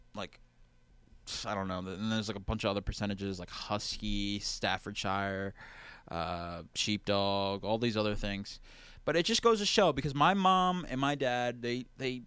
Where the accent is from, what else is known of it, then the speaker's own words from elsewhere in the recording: New Jersey, United States; I'm from New Jersey